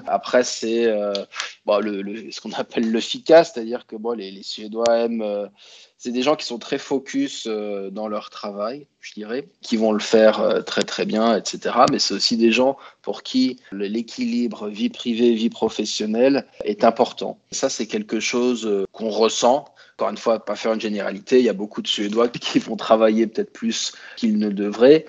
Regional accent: Grenoble, Auvergne-Rhône-Alpes, France; moved away as an adult; also born or lived in Copenhagen, Denmark; now in Stockholm, Sweden; je suis originaire de Grenoble en France

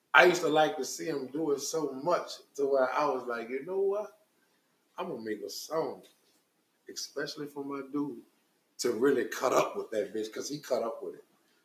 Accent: New Orleans, Louisiana, United States; I'm from the Magnolia.

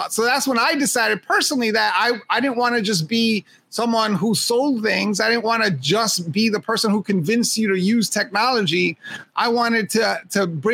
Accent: New York, United States; I was a kid growing up in Hell's Kitchen

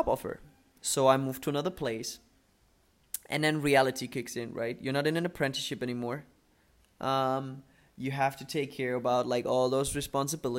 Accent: Germany; born or raised there; English is a second language; moved away as an adult; also born or lived in Dubai

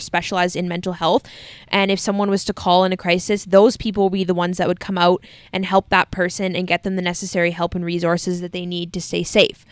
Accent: Canada

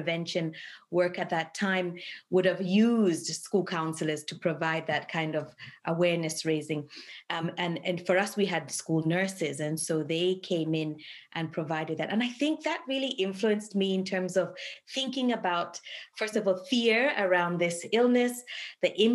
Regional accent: Dar es Salaam, Tanzania; moved away as an adult; also born or lived in Kilimanjaro Region, Tanzania / Edmonton, Canada; now in Canada; I was born in the Kilimanjaro region of Tanzania. And was raised mainly in Dar es Salaam

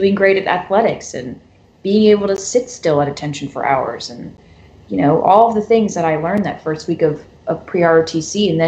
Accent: Florida, United States; moved away; also born or lived in California; I'm from Florida

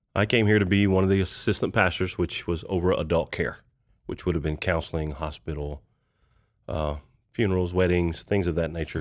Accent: Kentucky, United States; moved away as an adult; now in Tulsa, United States; I grew up in a small town in Kentucky, about nine hundred people

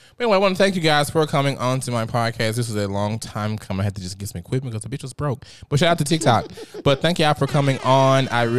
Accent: Memphis, Tennessee, United States; I'm from South Memphis.

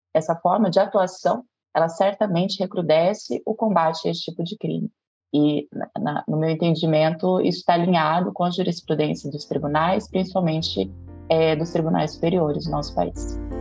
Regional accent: Londrina, Paraná, Brazil; moved away as an adult; now in Minas Gerais, Brazil; numa promotoria criminal em Londrina, que é a minha cidade natal

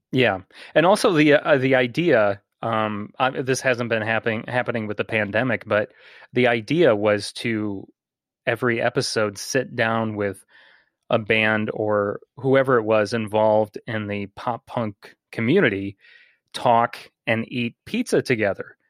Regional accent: Bourbonnais, Illinois, United States; a morning radio host in my hometown

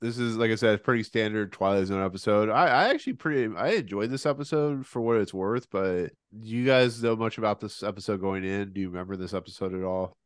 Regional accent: Ohio, United States; I'm from Ohio

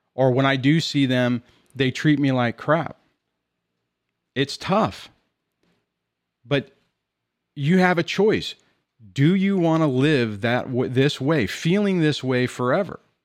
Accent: Southern California, United States; I'm from California, in Southern California.

